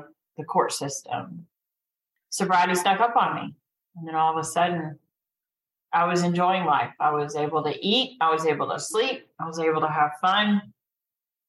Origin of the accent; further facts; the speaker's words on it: Cartersville, Georgia, United States; Growing up in Cartersville